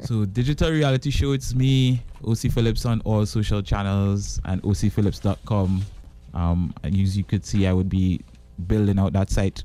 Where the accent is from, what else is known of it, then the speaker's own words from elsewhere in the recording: Tobago, Trinidad & Tobago; I'm from Tobago